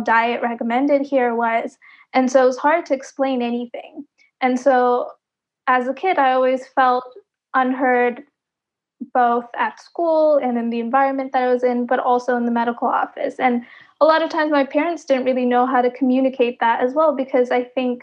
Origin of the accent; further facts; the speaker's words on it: Wilmington, United States; growing up, I'm from an underserved community, so I'm from Wilmington, and it's predominantly Hispanic.